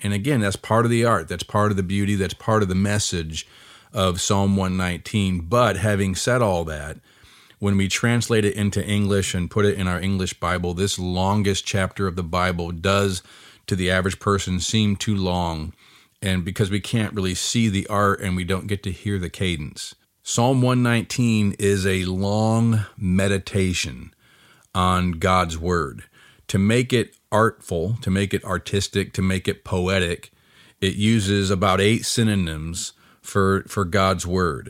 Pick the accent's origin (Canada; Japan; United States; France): United States; I'm an American like anybody else